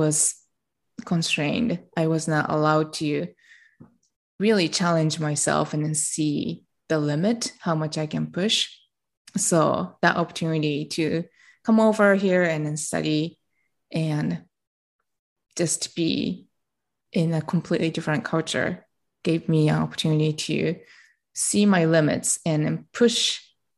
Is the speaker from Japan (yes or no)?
yes; Japan; English is a second language; I am from Japan. I was born and raised in Japan